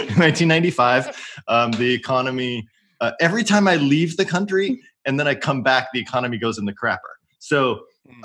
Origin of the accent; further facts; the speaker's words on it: Oregon, United States; moved away as an adult; I was born in Oregon. Went to University of Oregon.